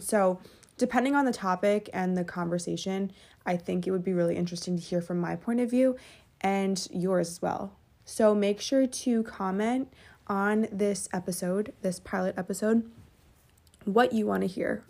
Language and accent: English; Westchester, New York, United States; also born or lived in Fairfield, Connecticut; I'm from Westchester, New York